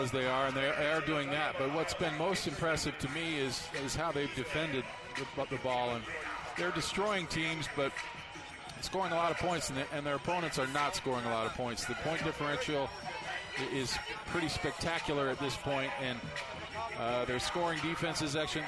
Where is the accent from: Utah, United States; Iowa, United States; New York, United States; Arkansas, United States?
Utah, United States; Salt Lake City; I grew up in Salt Lake